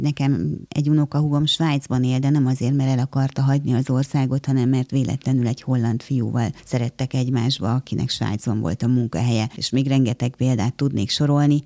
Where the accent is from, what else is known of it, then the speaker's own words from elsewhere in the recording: Hungary; first language Hungarian; also born or lived in Kraków; itt élek ebben az országban, magyar állampolgár vagyok, magyar az anyanyelvem